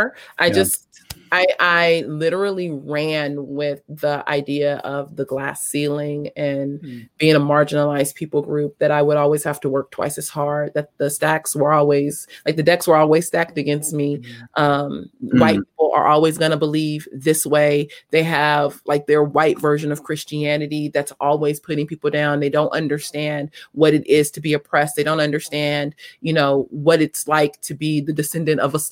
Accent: Los Angeles, California, United States; also born or lived in South Africa; I grew up in South LA.

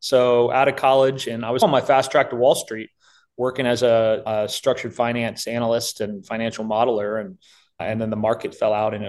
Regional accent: Virginia, United States; I was born and raised here in Virginia

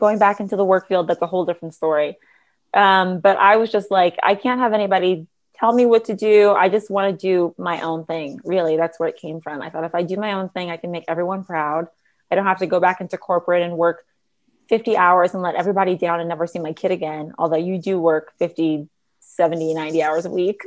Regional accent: Los Angeles, California, United States; growing up in Los Angeles, I ended up doing this TV show called Reading Rainbow

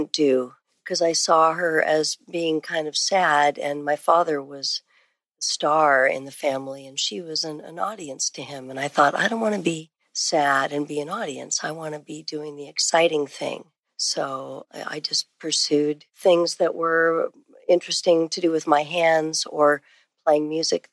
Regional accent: San Francisco, California, United States; now in Austin, United States; I grew up in San Francisco area.

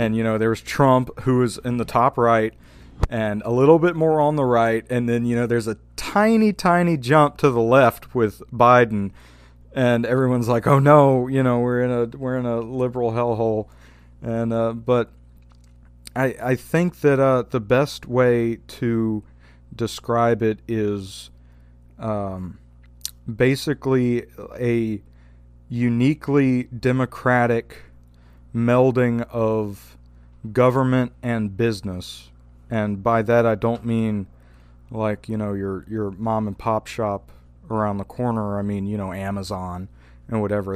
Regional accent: Louisiana, United States; I'm from Louisiana

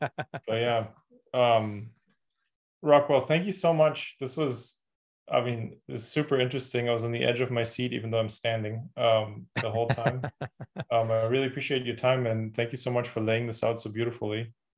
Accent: Germany; English is a second language; Well, so, you know, I'm from Germany, currently living there

